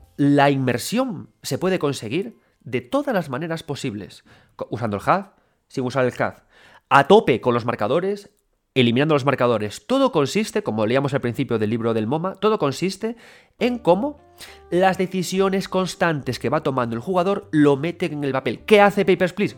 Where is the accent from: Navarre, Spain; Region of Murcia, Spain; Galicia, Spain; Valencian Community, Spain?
Galicia, Spain; yo soy gallego